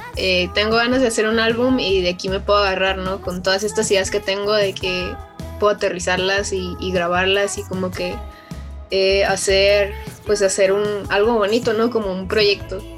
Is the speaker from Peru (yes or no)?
no; Culiacán, Sinaloa, Mexico; yo vengo de, esos lares, pues, y más de, de Culiacán, Sinaloa, que yo soy de, de allá